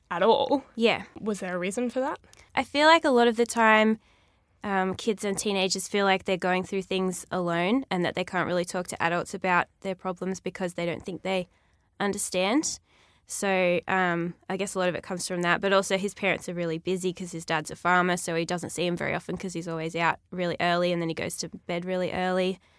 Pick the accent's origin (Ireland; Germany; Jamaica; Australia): Australia; Ulladulla, New South Wales; also born or lived in Milton, Australia; Well, I was born in Milton and then we moved to Ulladulla